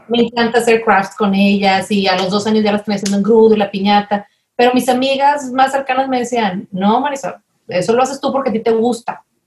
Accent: Monterrey, Nuevo León, Mexico; soy de aquí de Monterrey

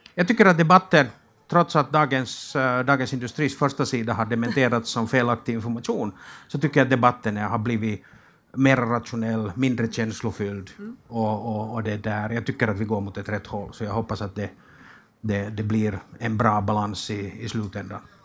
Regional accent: Finland; moved away as an adult; now in Sweden; jag kommer från Finland och flyttade för 18 månader sedan över, över till Sverige

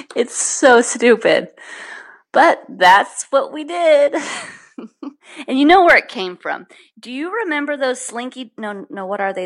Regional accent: Danville, California, United States; I'm from Danville in Northern California, and I grew up uh, in a fairly strict Catholic home

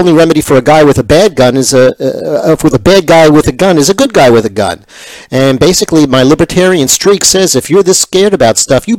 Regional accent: New York, United States; I was from New York, but I did go actually to the New Jersey Dental School.

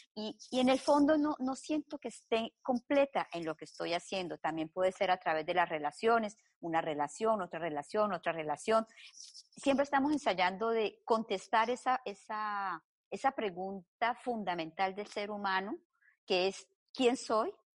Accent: Colombia; now in Belgium; nací en Colombia, llevo más de 30 años viviendo en Bélgica

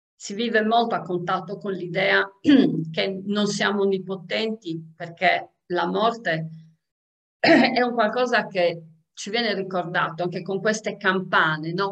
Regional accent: Sardinia, Italy; essendo sarda

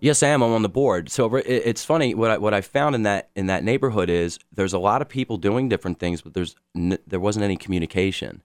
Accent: Baltimore, Maryland, United States; moved away; I grew up in Baltimore over a twenty-year period

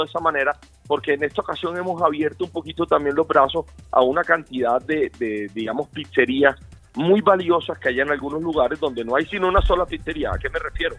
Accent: Colombia; como colombianos

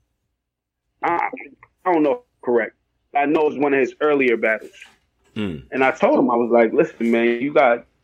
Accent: New York, United States; I'm from New York

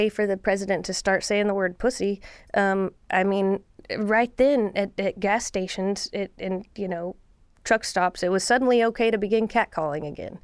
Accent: Lubbock, Texas, United States; also born or lived in Mineral Wells, Texas; I'm from Lubbock and Mineral Wells, Texas

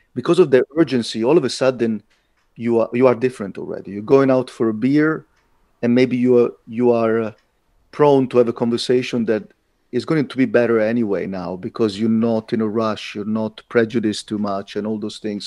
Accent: Italy; moved away as an adult; also born or lived in London; now in Latvia; I'm Italian. I got something in common with the culture. I was raised in that culture

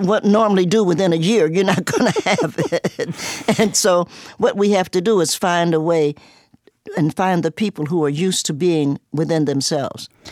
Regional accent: Cincinnati, Ohio, United States; moved away as an adult; also born or lived in Knoxville, Tennessee / New York; now in Roanoke, United States; I was born in Knoxville, Tennessee, grew up in Cincinnati, and I'm now here

